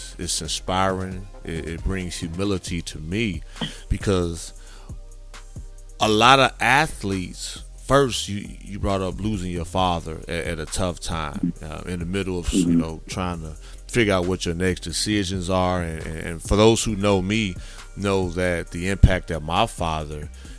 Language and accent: English; Gary, Indiana, United States; moved away as an adult; also born or lived in South Texas; growing up in the Midwest, Gary, Indiana, to be exact